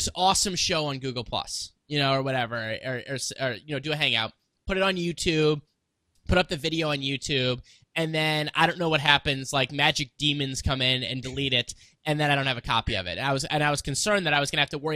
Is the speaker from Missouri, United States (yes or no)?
yes; Missouri, United States; I'm from Missouri